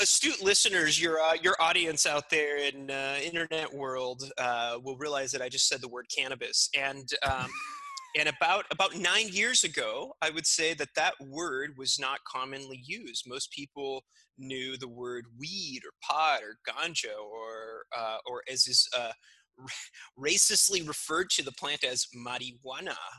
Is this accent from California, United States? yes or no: yes; California, United States; also born or lived in Mexico City, Mexico / Santa Cruz, California; now in Seattle, United States; I was raised in California on, on a farm in California